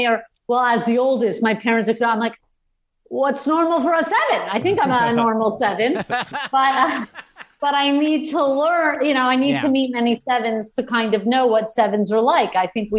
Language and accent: English; Canada; also born or lived in United States; now in Los Angeles, United States; So I'm an American and Canadian. I was born in the U.S., grew up in Canada.